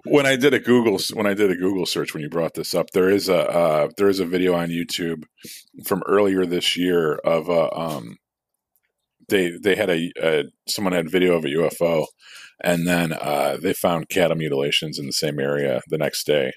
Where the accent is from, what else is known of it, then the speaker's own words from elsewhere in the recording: United States; I was born in America, but, like, s, of somewhat of Irish descent